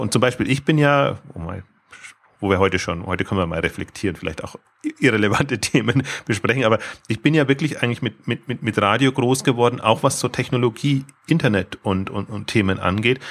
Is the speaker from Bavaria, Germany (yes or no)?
yes; Bavaria, Germany; ich komme jetzt äh, aus Bayern